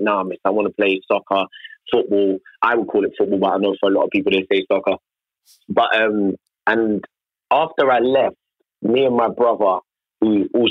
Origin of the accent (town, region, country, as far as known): United Kingdom; accent: British